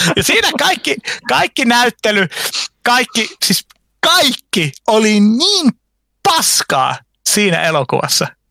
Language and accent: Finnish; Eastern Finland, Finland; moved away; also born or lived in Vantaa, Finland; mä vietin lapsuuteni Itä-Suomessa